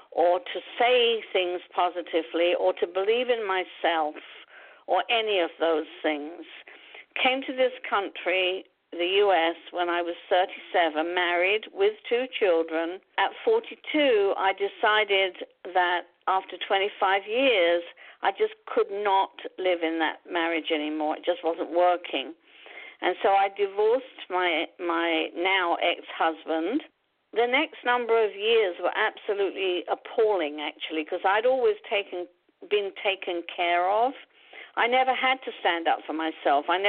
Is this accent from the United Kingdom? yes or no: yes; London, United Kingdom; born or raised there; moved away as an adult; now in United States